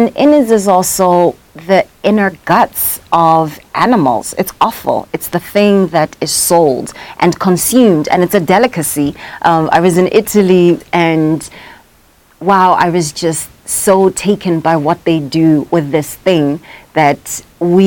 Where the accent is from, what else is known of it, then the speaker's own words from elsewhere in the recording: Soweto, Gauteng, South Africa; I am South African. I was born in Soweto in Baragwanath.